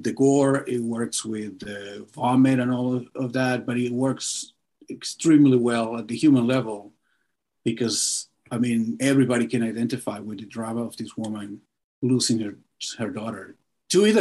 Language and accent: English; Caracas, Capital District, Venezuela; now in Los Angeles, United States; I'm from Venezuela, from Caracas.